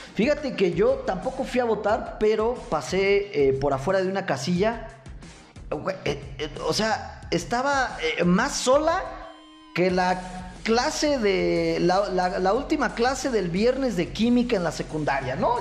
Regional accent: Michoacán, Mexico; los michoacanos somos gente pensante

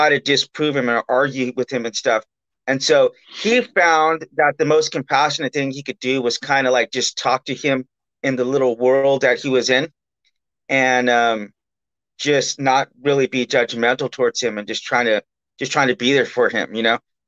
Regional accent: Bakersfield, California, United States; I'm from Bakersfield, California, and Bakersfield, California is like the meth capital

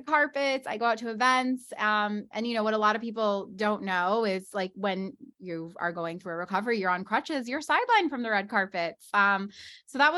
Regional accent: Scottsdale, Arizona, United States; moved away as an adult; now in Los Angeles, United States; I'm originally from Scottsdale, Arizona, but I've lived in the west side of Los Angeles now for almost 15 years.

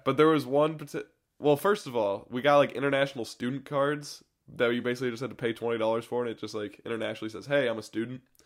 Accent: United States; as an American

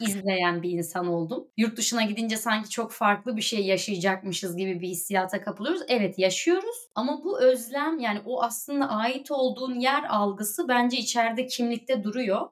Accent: Black Sea Region, Turkey; accent: Black Sea (Karadeniz); moved away as an adult; now in South Korea; Karadenizli olduğum için bu arada, işte Karadeniz ağzıyla Korece'yi birleştirerek

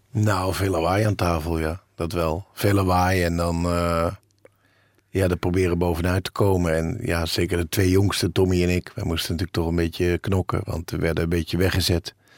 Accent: Bussum, North Holland, Netherlands; ik heb een, rijke jeugd gehad. En in het Gooi.

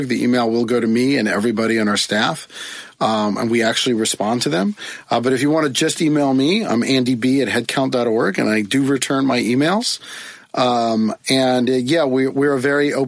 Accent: United States; being an American in the year 2017

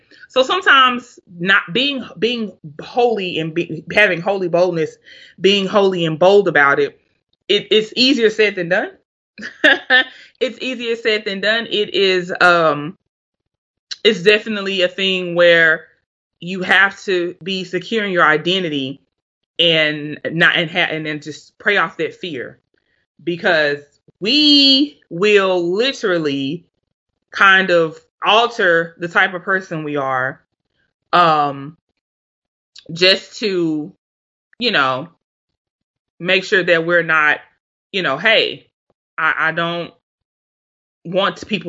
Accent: Florida, United States; I'm from, you know, I'm from Florida. I'm a Cowboys fan.

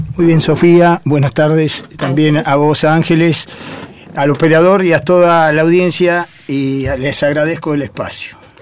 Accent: Pehuajó, Buenos Aires Province, Argentina; la mensajera de Peguajó, ah. que siempre digo es mi segunda casa, es donde yo nací, ya había palomas en mi casa, así que voy a la institución desde que tengo uso de razón

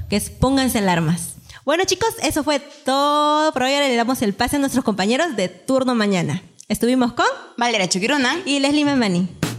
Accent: Peru; como buena peruana soy bien puntual.

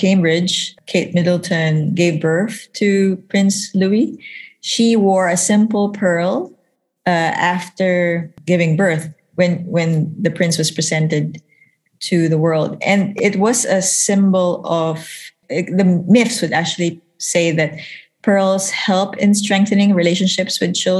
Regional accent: Philippines; I'm from the Philippines.

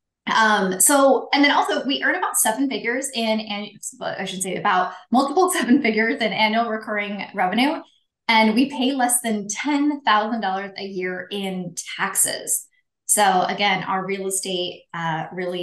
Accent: Pacific Northwest, United States; moved away as an adult; now in Arizona, United States; I am originally from the Pacific Northwest, currently living my best life in Arizona. So I lived, 36 years in the Pacific Northwest

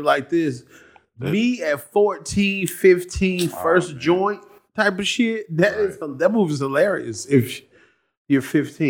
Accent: Atlanta, Georgia, United States; I'm from Atlanta.

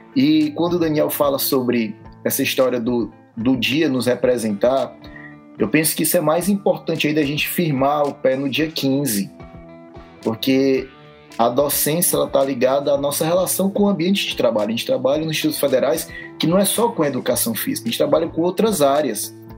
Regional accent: Fortaleza, Ceará, Brazil; also born or lived in Rio Claro, São Paulo; Eu sou cearense, nascido em Fortaleza

